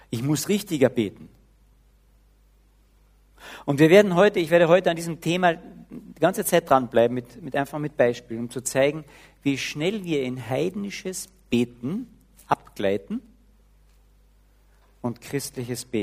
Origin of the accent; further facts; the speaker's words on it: Carinthia, Austria; Ich muss, zumindest als Kärntner, muss ich Hochdeutsch beten.